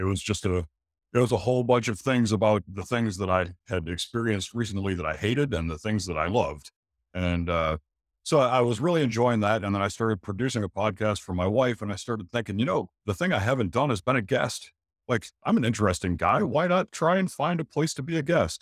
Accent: St. Petersburg, Florida, United States; moved away as an adult; also born or lived in Michigan; now in Gray Court, United States; I grew up in Saint Petersburg, which is Tampa Bay area

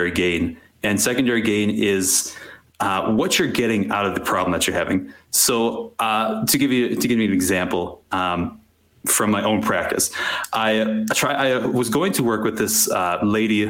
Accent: Wisconsin, United States; I grew up in Wisconsin in a fairly conservative family

